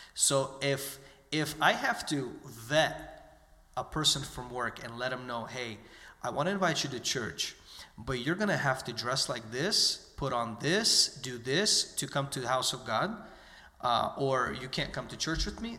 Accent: United States; I was born and raised in the United States

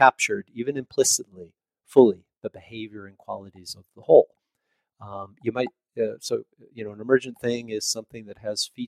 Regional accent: Chicago, Illinois, United States; moved away as an adult; also born or lived in upstate New York; now in Indiana, United States; I grew up just outside of Chicago, and I went to university in the city.

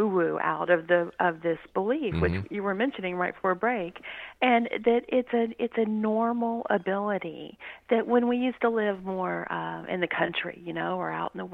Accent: Louisiana, United States; He was a state trooper where I grew up in Louisiana.

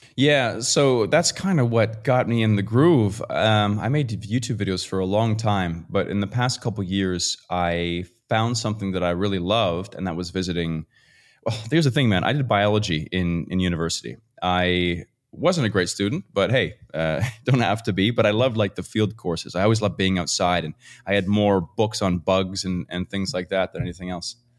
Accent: Fredericton, New Brunswick, Canada; moved away; I am a small town Canadian boy from Fredericton, New Brunswick, Canada. So it's right above Maine and uh, in the United States, if you're more familiar with there. Grew up in the woods

